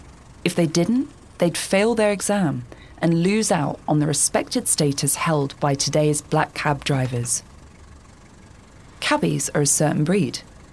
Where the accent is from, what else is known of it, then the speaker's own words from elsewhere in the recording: London, United Kingdom; I'm a Brit and a Londoner.